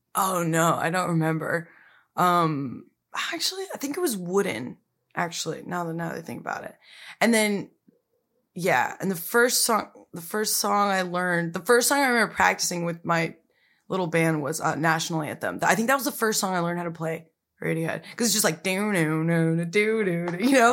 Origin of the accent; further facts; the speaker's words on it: Pasadena, California, United States; moved away as an adult; also born or lived in New York / Glendale; I grew up in Pasadena